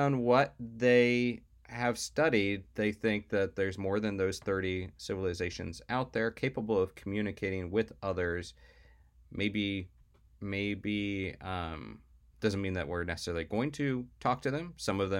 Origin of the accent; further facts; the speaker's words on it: the South, United States; as we've mentioned before on this podcast, I was raised in the South. And I witnessed a lot of Confederate flags flying.